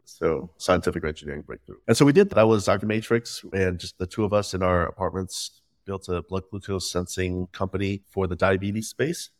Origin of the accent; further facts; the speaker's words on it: Midwest, United States; first language Vietnamese; English is a second language; also born or lived in Vietnam; growing up in the Midwest